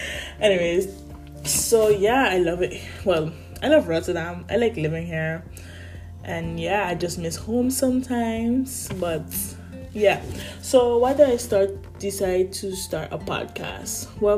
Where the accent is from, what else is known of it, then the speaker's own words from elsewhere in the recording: Sint Maarten; moved away as an adult; now in Netherlands; I'm 19 years old and I am currently living in the Netherlands. However, I was born in St. Martin, an island in the Caribbean, a beautiful island in the Caribbean at that. But I moved in 2019 after I graduated high school